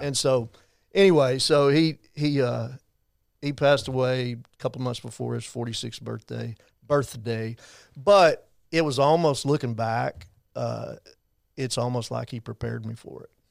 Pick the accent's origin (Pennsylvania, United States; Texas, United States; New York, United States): Texas, United States; Abilene; Growing up in Abilene, I was not gonna go to A C U